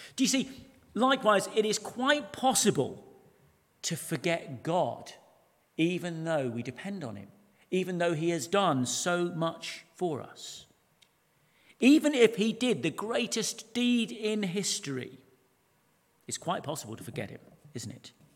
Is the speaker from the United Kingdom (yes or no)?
yes; United Kingdom; everything we hold sacred as British people